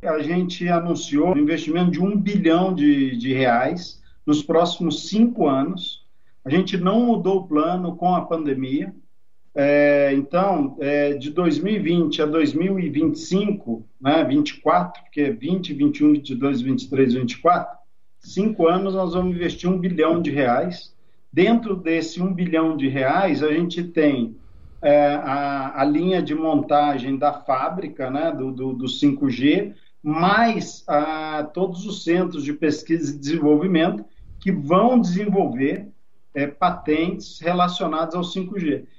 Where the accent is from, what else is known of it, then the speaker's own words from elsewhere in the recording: Brazil; falando como brasileiro